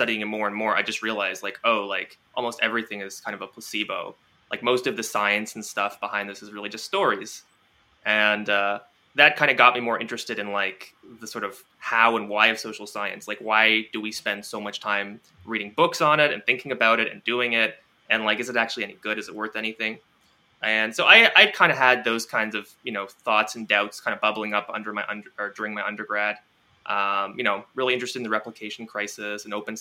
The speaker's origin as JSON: {"language": "English", "town": "Toronto", "region": "Ontario", "country": "Canada", "tie": "born or raised there", "said": "I grew up in Toronto. Yeah, that's where I am now as well"}